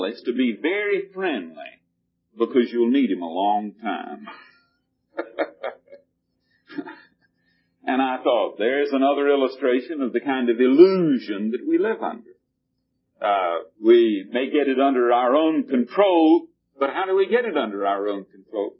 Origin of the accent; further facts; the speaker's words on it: the South, United States; when I grew up in the South in the days when before there were tractors and we plowed with mules